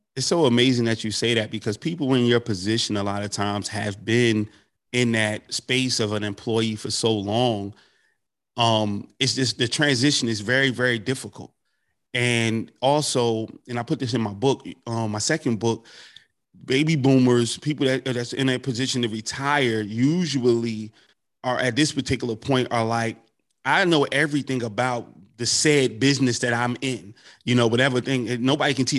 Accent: North New Jersey, United States; my hometown, North New Jersey

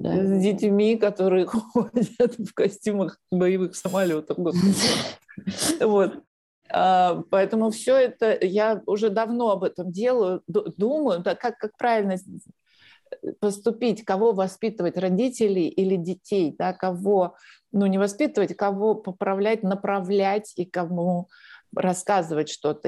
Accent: Russia; moved away as an adult; also born or lived in Moscow, Russia; now in Spain; у меня, в отличие от многих русских беженцев российских, есть открытый счет в банке

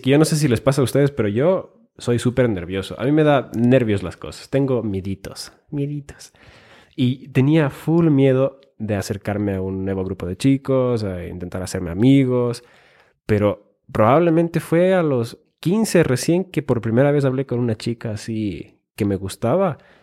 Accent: Finland; born or raised there; moved away; also born or lived in Ecuador

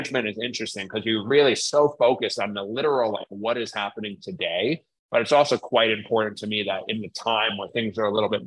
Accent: New York, United States; now in Philadelphia, United States; I'm from New York

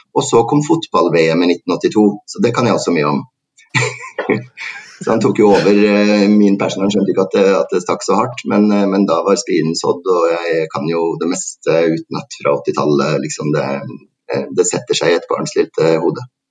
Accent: Trondheim, Trøndelag, Norway; jeg kommer fra Trondheim

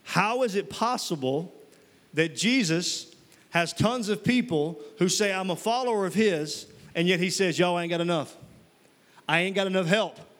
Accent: Mississippi, United States; moved away; I'm from Mississippi originally. And uh, when I was living in Mississippi

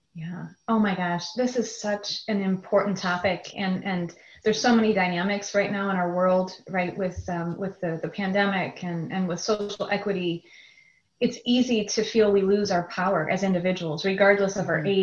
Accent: a suburb of Chicago, Illinois, United States; also born or lived in Wisconsin; I grew up in a suburb of Chicago, Illinois, and a good Midwest um, upbringing

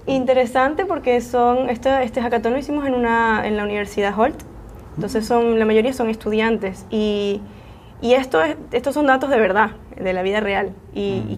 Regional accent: Venezuela; now in San Francisco Bay Area, United States; yo soy venezolana

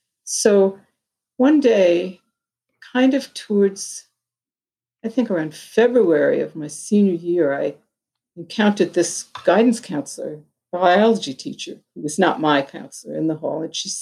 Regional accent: Long Island, New York, United States; also born or lived in Bronx, New York City / Washington DC; I was born in New York City in the Bronx and grew up in a little town on Long Island called a town of 10,000 people when we moved there.

